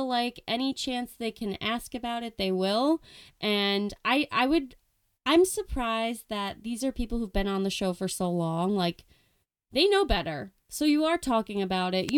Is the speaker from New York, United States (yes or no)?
yes; New York, United States; I'm from New York. I live on Long Island